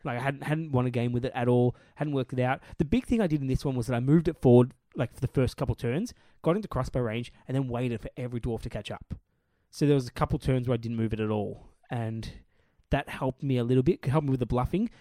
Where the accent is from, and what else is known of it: Australia